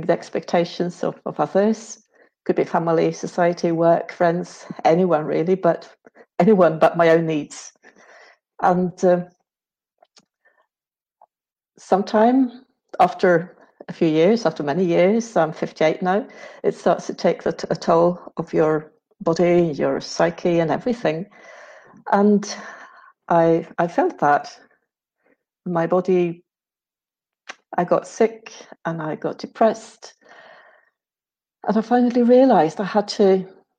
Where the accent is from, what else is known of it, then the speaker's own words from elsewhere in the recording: Sweden; moved away as an adult; now in Madeira, Portugal; I'm from Sweden. I work at the University of Lund as an associate professor in philosophy of religion. But I live most of the year in Madeira